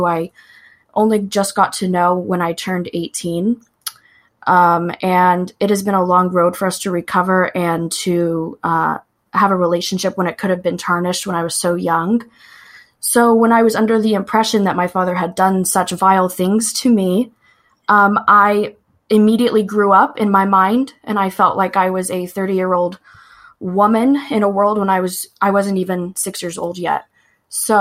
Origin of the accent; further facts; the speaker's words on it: Lawton, Oklahoma, United States; I live where I was born and raised in Lawton, Oklahoma